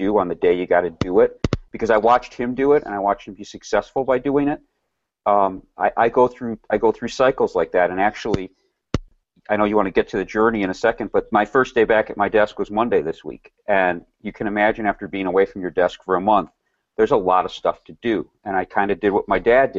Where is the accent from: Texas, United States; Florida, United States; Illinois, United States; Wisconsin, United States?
Wisconsin, United States; Milwaukee; also born or lived in Rochester